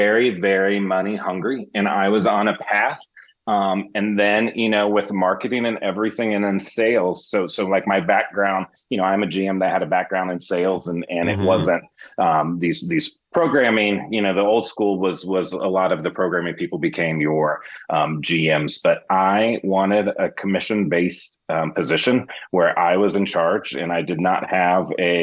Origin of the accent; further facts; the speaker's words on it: Wichita, Kansas, United States; moved away as an adult; also born or lived in Los Angeles; now in Kansas City, United States; I'm from Wichita, Kansas, born and raised there